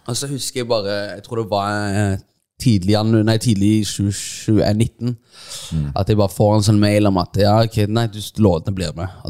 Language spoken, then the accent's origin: Norwegian; Stavanger, Rogaland, Norway; er det ganske surrealistisk når jeg kommer fra Stavanger